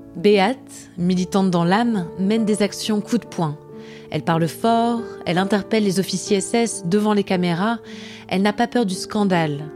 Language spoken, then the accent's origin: French; Germany; now in Paris, France; en tant qu'Allemande